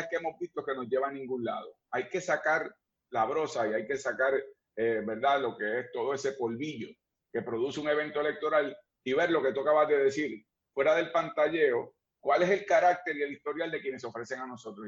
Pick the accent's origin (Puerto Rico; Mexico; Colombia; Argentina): Puerto Rico; nosotros los que somos puertorriqueños